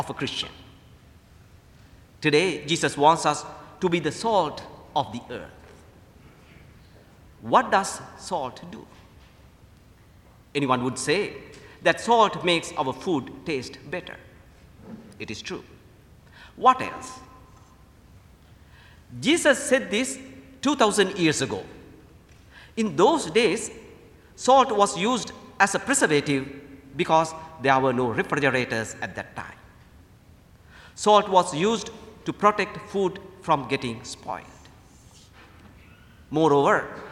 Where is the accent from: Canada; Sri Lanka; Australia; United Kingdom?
Sri Lanka; moved away as an adult; also born or lived in Indiana, United States / Lexington, Kentucky, United States; now in United States; I'm originally from Sri Lanka. I came to the United States to attend St. Mildred Seminary in Indiana